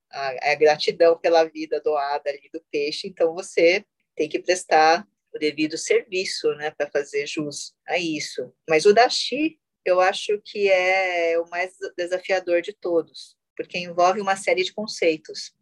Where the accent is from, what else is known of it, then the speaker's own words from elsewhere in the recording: Brazil; eu fui criada totalmente na cultura ocidental. Eu sou brasileira, sou brasileira terceira geração